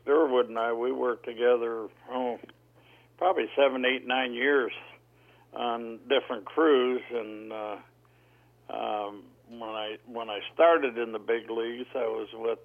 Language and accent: English; Detroit, Michigan, United States; I grew up in Detroit